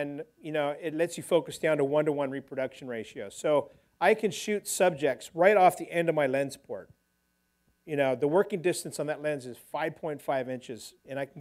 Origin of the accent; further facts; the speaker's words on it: California, United States; I grew up diving here in California